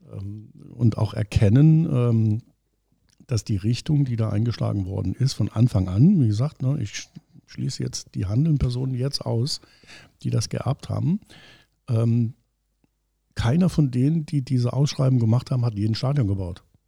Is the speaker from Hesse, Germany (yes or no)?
no; Homburg, Saarland, Germany; gebürtiger Hamburger bekennen, dass ich zwar dort wohne schon immer, aber schon immer in Saarbrücken gearbeitet und studiert habe